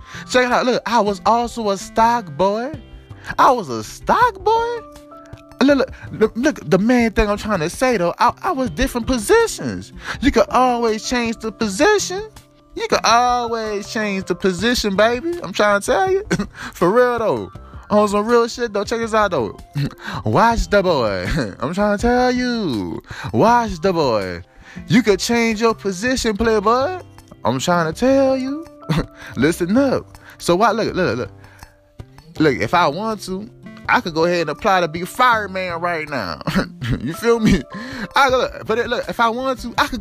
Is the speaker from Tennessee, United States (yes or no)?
no; Louisiana, United States; now in California, United States; I was raised in Louisiana, you hear me? So, I got a Louisiana background